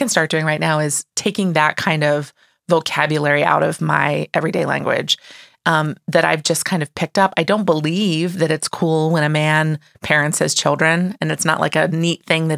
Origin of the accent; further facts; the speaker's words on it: Midwest, United States; I'm from the Midwest